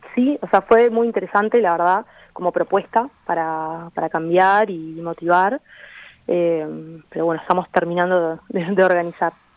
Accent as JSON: {"language": "Spanish", "region": "Maldonado", "country": "Uruguay", "tie": "born or raised there", "also_born_or_lived": "Buenos Aires, Argentina", "moved": "as an adult", "said": "yo viví toda mi infancia en Maldonado"}